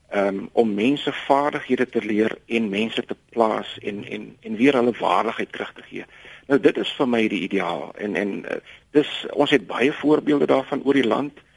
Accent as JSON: {"language": "Afrikaans", "country": "South Africa", "said": "ons as Suid-Afrikaners"}